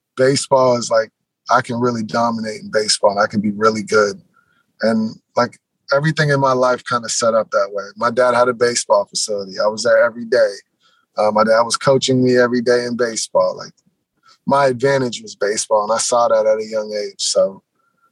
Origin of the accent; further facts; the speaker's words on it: Seattle, Washington, United States; obviously I'm from Seattle. Everything I've ever like done growing up loving has been Seattle.